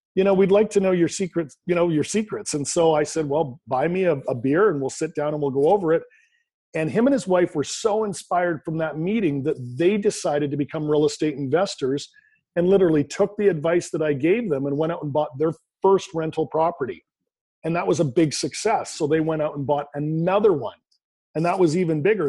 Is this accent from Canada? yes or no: yes; Canada; born and raised in Canada, I currently live in Vancouver, British Columbia, Canada